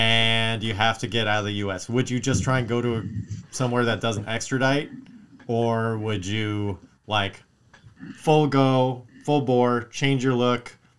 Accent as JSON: {"language": "English", "region": "Wisconsin", "country": "United States", "tie": "born or raised there", "said": "Why you got to rob in my home state?"}